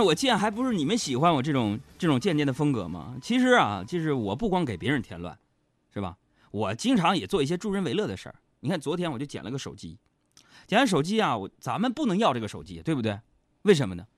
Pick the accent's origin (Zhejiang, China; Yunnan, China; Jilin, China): Jilin, China; Nong'an; moved away; 我们东北老家农安县